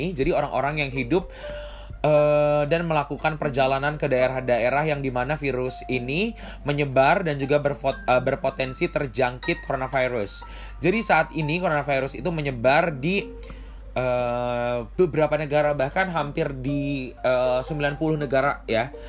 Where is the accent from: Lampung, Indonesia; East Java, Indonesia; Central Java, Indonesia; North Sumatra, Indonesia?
Lampung, Indonesia; Bandar Lampung; Lampung, gue berasal dari Bandar Lampung itu sekitar udah satu atau dua orang yang udah terpapar coronavirus